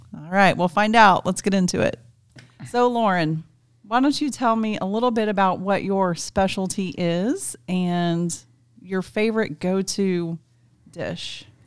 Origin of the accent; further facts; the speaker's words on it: South Central Kansas, United States; As a kid, I grew up in South Central Kansas, r, very rural, very remote.